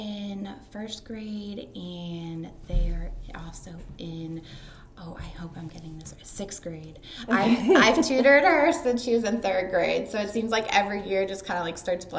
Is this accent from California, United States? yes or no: no; Limerick, Pennsylvania, United States; I'm from the Limerick area.